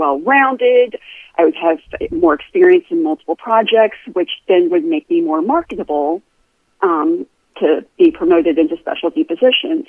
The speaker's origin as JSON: {"language": "English", "region": "Florida", "country": "United States", "tie": "born or raised there", "moved": "as an adult", "said": "I am from Florida. I was native born"}